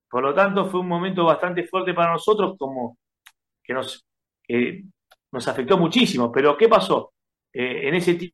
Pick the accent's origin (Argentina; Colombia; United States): Argentina; Buenos Aires; Nosotros somos de Capital Federal, eh, del barrio de Mataderos. Ok. Eh, oriundo de Mataderos.